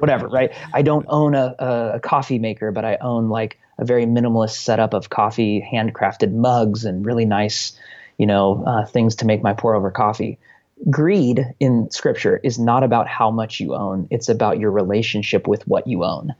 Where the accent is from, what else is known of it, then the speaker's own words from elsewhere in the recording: United States; as an American